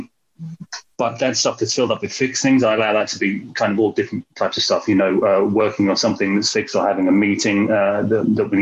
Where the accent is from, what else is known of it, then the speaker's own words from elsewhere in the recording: London, United Kingdom; I'm from London, the UK